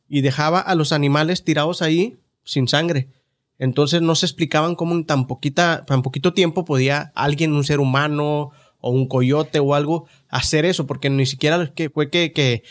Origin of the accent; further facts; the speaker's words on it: Ciudad Juárez, Chihuahua, Mexico; now in United States; de niño ya en Juárez era muy raro porque el barrio era tan pobre